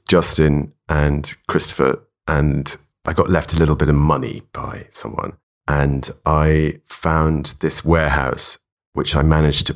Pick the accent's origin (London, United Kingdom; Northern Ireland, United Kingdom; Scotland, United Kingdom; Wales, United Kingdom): London, United Kingdom; Yeah, I grew up in London. I grew up in Notting Hill